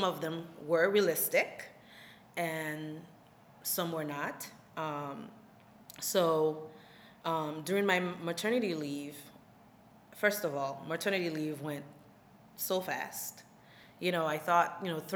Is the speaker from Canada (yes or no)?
no; Haiti; also born or lived in Florida; now in New York, United States; I'm originally from Haiti and I relocated to Florida, where I went to Barry University